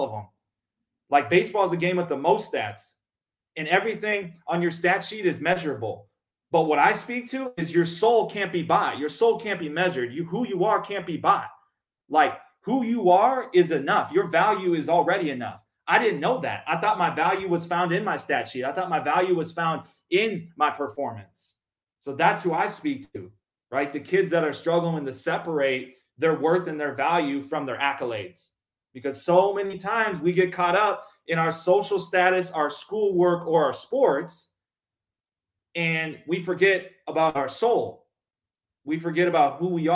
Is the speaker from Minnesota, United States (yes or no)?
yes; Minnesota, United States; moved away as an adult; now in Mesa, Arizona, United States; growing up in Minnesota